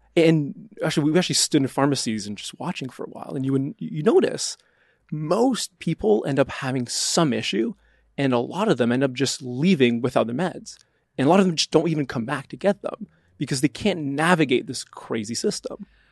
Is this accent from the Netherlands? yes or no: no; Canada; moved away; I'm Canadian